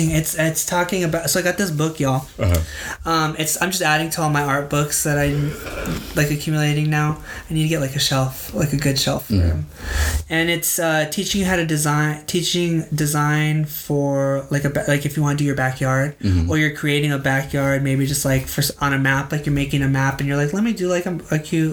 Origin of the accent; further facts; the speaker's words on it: United States; as being an American and a millennial American